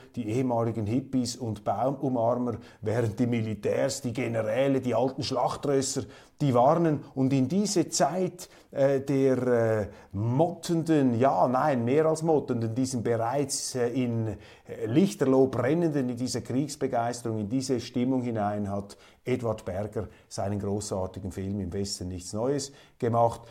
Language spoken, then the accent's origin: German; Switzerland; bei uns in der Schweiz